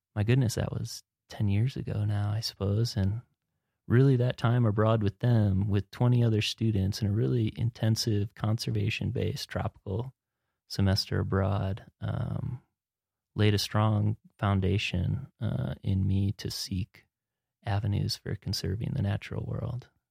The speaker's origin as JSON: {"language": "English", "region": "Wisconsin", "country": "United States", "moved": "as an adult", "lives_now": "Montana, United States", "said": "I'm from Wisconsin"}